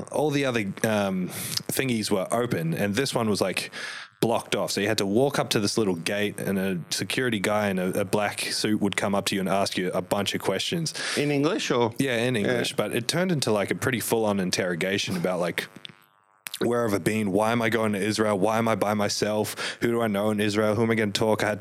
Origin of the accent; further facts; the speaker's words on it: New Zealand; born there; also born or lived in Sydney, Australia; I was born in New Zealand and we lived for a short time in Sydney.